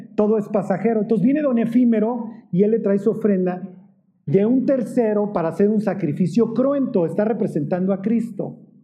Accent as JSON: {"language": "Spanish", "country": "Mexico", "said": "nosotros como mexicanos decimos"}